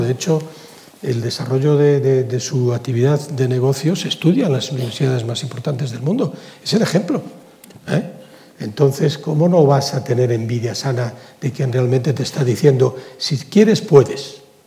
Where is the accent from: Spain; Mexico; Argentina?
Spain; Galicia; yo soy gallego, pero soy español